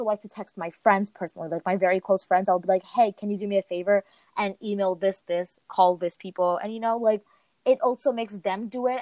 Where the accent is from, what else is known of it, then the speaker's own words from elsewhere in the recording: United States; I'm from America